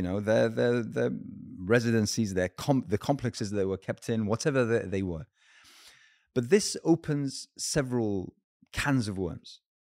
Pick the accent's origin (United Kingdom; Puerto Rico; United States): United Kingdom; as a Brit as a British Muslim